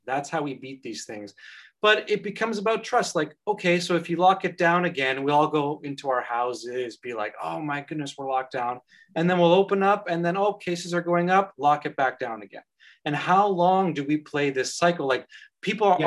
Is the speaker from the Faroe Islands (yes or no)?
no; Canada; now in Ireland; as a Canadian citizen